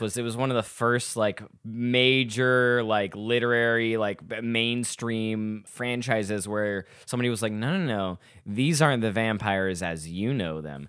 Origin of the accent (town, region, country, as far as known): Little Rock, Arkansas, United States; now in Chicago, United States